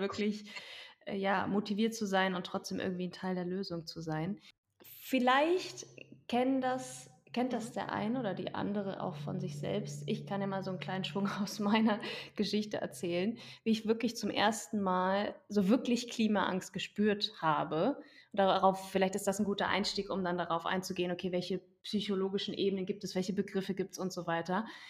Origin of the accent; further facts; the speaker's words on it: Germany; bei uns in Deutschland